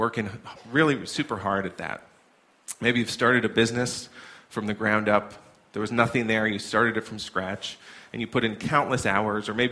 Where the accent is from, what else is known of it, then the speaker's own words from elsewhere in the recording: New York, United States; moved away as an adult; now in New Hampshire, United States; I'm from New York originally